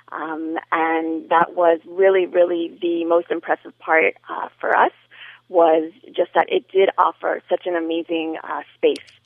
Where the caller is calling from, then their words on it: Miami, Florida, United States; I am calling uh, from Miami